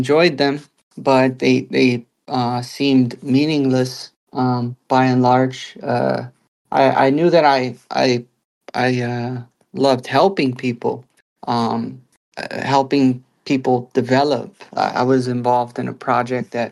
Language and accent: English; United States; as an American, also experiencing life as an American